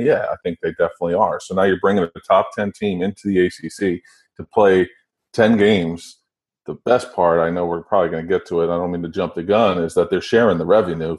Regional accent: New Jersey, United States; I grew up in New Jersey, where you're either a Notre Dame fan or a Penn State fan or a Syracuse fan.

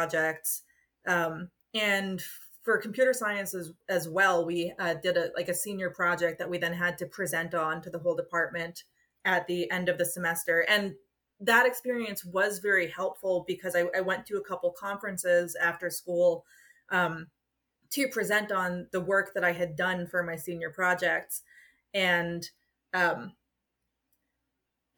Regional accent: United States; accent: American; my American accent

